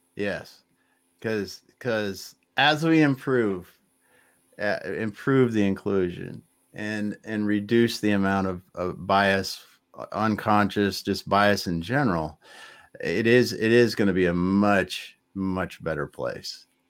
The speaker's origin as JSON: {"language": "English", "region": "Midwest", "country": "United States", "tie": "born or raised there", "said": "I grew up in the Midwest"}